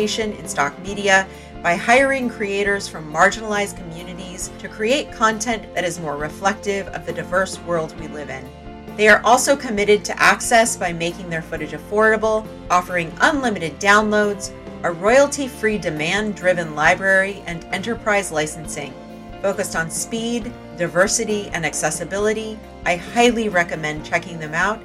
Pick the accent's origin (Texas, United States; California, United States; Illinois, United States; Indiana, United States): California, United States; San Jose; also born or lived in Los Gatos, California; I grew up in San Jose and then Los Gatos, California